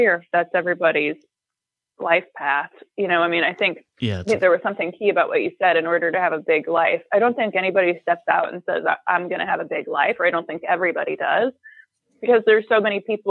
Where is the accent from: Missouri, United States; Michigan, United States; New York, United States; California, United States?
Missouri, United States; St. Louis; moved away as an adult; I grew up in St. Louis, and I don't think anybody else from my high school really left the city